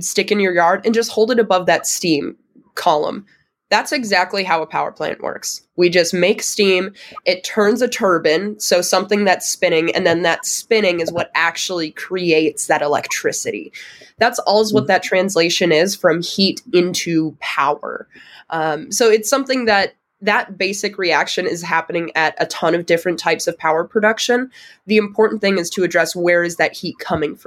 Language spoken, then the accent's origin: English; Wisconsin, United States; I'm from Wisconsin. It's a huge agricultural state.